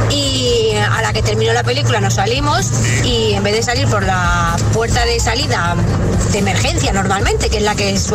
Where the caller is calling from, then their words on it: Alcalá de Henares, Community of Madrid, Spain; Buenos días … de Alcalá de Henares